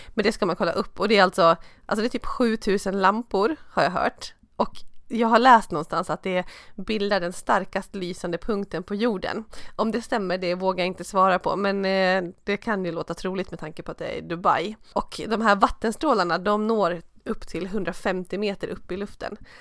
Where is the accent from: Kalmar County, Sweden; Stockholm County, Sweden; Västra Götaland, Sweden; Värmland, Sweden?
Stockholm County, Sweden; Stockholm; skidåkande stockholmare